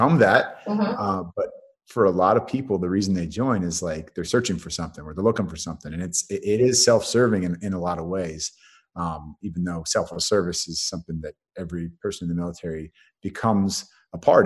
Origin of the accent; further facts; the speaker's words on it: San Francisco Bay Area, California, United States; also born or lived in Colorado; I was raised in the Bay Area, San Francisco Bay Area